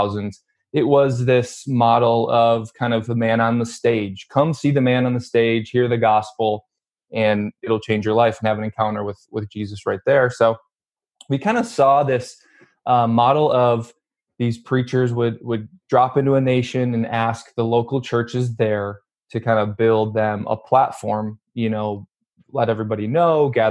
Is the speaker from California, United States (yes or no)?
no; Wheaton, Illinois, United States; also born or lived in Tulsa, Oklahoma / Detroit area, Michigan; now in Los Angeles, United States; I grew up in Chicago, which kind of western suburbs of Chicago